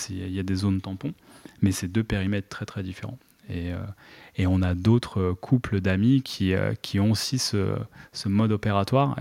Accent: Treillières, Pays de la Loire, France; moved away as an adult; also born or lived in Poitiers; j'ai rejoint euh, donc la, métropole nantaise autour de 7 ans dans le nord vers Trélières et, j'ai grandi là-bas en primaire, collège jusqu'au lycée

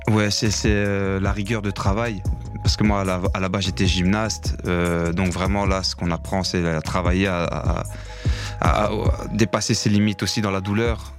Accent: La Louvière, Wallonia, Belgium; j'ai 36 ans, je viens de la Louvière

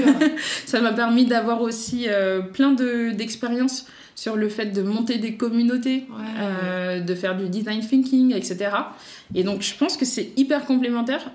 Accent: Paris, Île-de-France, France; also born or lived in La Ferrière, Île-de-France; moi, je suis parisienne et j'ai grandi à Paris et un petit peu aussi en banlieue, presque en campagne de l'Île-de-France, à la ferrière

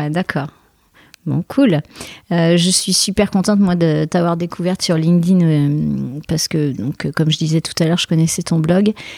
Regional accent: Bordeaux, Nouvelle-Aquitaine, France; je suis bordelaise aussi

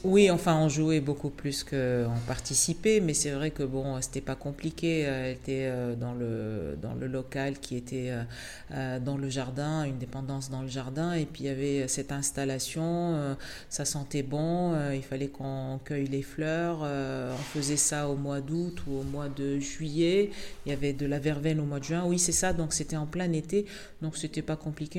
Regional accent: Tunisia; moved away; toute ma vie depuis que je suis née donc en Tunisie

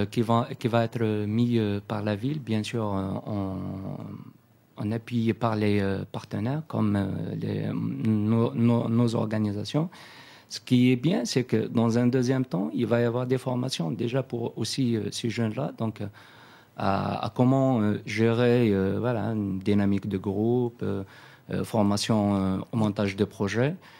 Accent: Akbou, Béjaïa Province, Algeria; je viens de, la ville d'Akbou, donc dans la région de Kabylie, à Abidjaya.

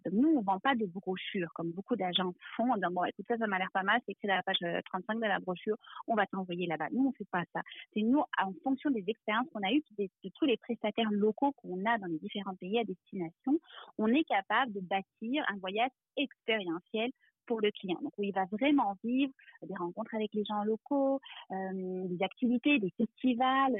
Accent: France; moved away as an adult; now in Quebec, Canada; je suis française d'origine et puis j'ai, euh, euh, j'arrive au Québec il y a environ, euh, dix-sept ans maintenant.

